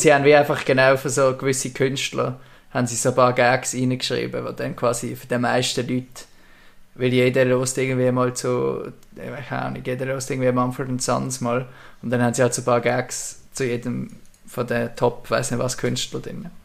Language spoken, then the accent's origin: German; Bubendorf, Basel-Landschaft, Switzerland; wir sind in einer Siedlung aufgewachsen in Bubendorf